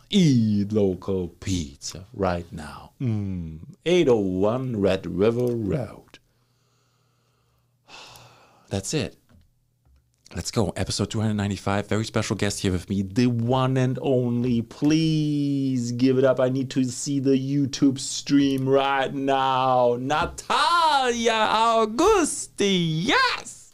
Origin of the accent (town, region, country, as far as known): Germany; now in Canada